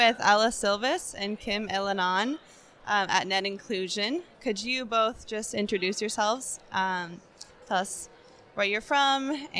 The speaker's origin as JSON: {"language": "English", "town": "Seattle", "region": "Washington", "country": "United States", "said": "I'm also from Seattle"}